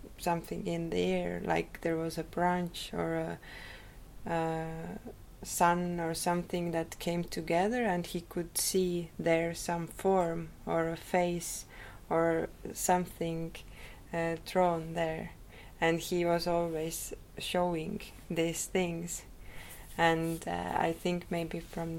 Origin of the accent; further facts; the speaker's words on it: Rakvere, Lääne-Viru County, Estonia; I was born in Rakvere. It is a small town, more to east from Tallinn.